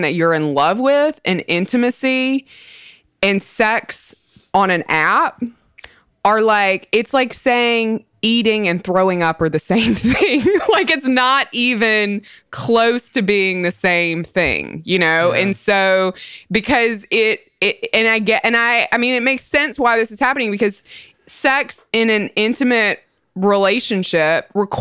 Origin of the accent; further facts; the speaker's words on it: Mississippi, United States; I'm from Mississippi